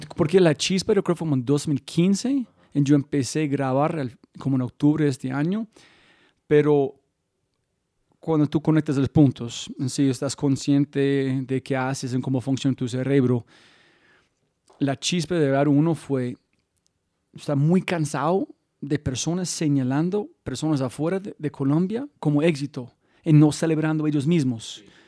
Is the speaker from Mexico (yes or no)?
no; United States; Spanish is a second language; moved away; soy gringo